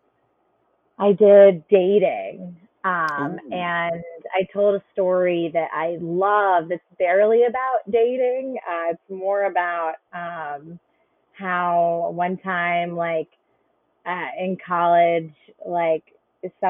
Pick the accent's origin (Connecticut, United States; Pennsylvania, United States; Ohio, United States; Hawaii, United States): Connecticut, United States; I'm from Connecticut